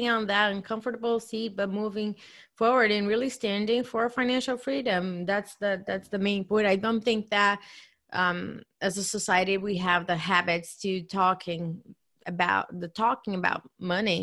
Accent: Brazil; moved away; I come from Brazil.

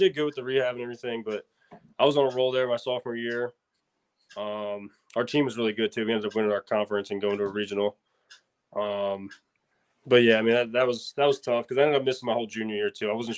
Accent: Northern Delaware, United States; I grew up in Northern Delaware, 30 minutes from Philly

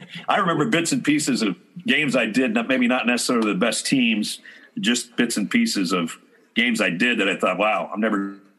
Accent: Midwest, United States; moved away; Now, I grew up in the Midwest.

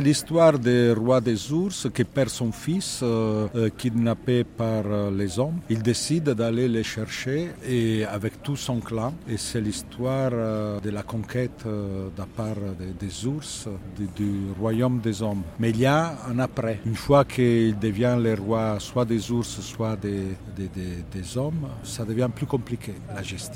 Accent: Italy; accent: Italian; French is a second language; je suis italien, complètement italien, oui, mais, toujours l'accent

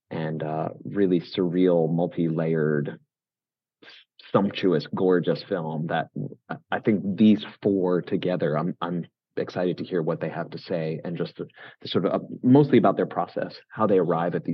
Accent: New York City, New York, United States; I'm, a New, I'm a New Yorker, so

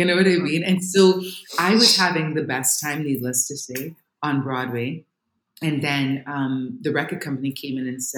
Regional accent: Trinidad & Tobago; moved away; I grew up in Trinidad, you know, the island of Trinidad and Tobago

